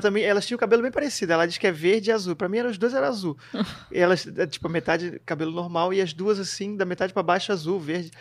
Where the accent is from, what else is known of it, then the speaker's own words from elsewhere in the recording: Florianópolis, Santa Catarina, Brazil; moved away as an adult; also born or lived in New Zealand; Eu sou de Floripa